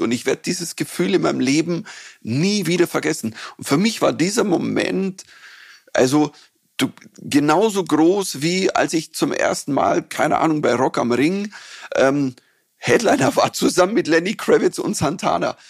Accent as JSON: {"language": "German", "region": "Bavaria", "country": "Germany", "accent": "Bavarian"}